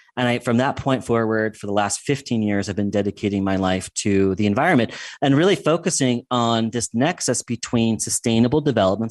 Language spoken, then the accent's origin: English; United States; moved away as an adult; also born or lived in England; what I grew up with in the United States